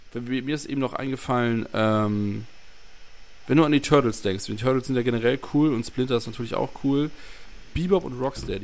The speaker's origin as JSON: {"language": "German", "region": "Northern Germany", "country": "Germany", "said": "ich bin ja auch Norddeutscher"}